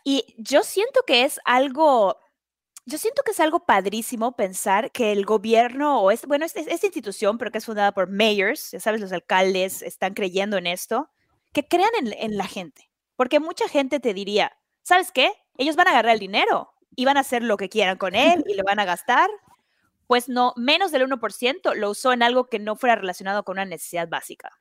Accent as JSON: {"language": "Spanish", "country": "Mexico", "moved": "yes", "lives_now": "United States", "said": "como latinoamericana, como mexicana"}